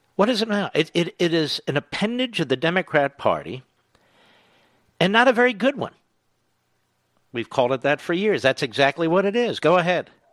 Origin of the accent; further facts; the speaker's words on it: Philadelphia, Pennsylvania, United States; Philadelphia, Pennsylvania, my hometown